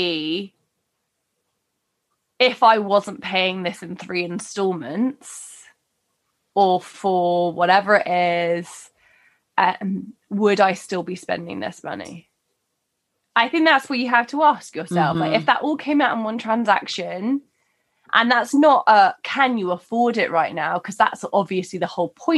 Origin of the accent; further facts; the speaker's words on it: United Kingdom; We're very British